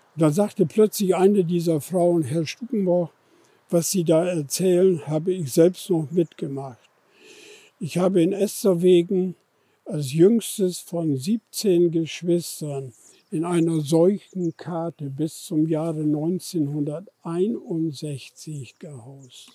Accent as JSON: {"language": "German", "area": "Husbäke Moor", "region": "Lower Saxony", "country": "Germany", "tie": "born or raised there", "said": "das Husbecker Moor, das ist übrigens meine Heimat"}